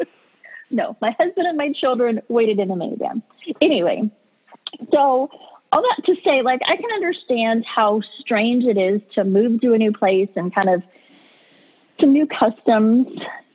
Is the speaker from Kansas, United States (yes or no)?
no; California, United States; moved away as an adult; also born or lived in North Carolina; I was from California and we moved to North Carolina